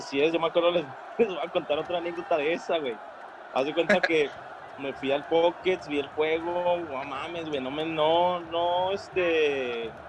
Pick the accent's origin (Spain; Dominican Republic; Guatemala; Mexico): Mexico; los mexicanos no tenemos esa cultura